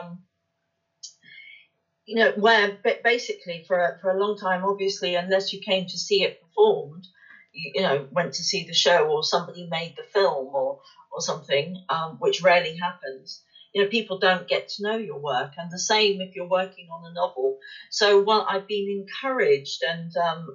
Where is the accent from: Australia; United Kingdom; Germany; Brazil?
United Kingdom; West Country, South West England; accent: West Country; my West Country accent